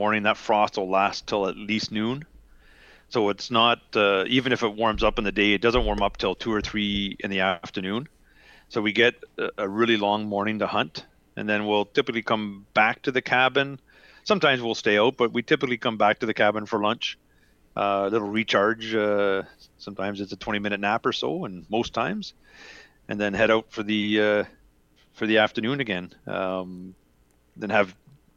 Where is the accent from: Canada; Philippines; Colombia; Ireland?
Canada; I'm Canadian